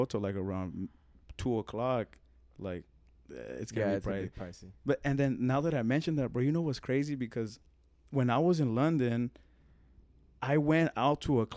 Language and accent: English; Mexico; now in Phoenix, United States; I'm from Mexico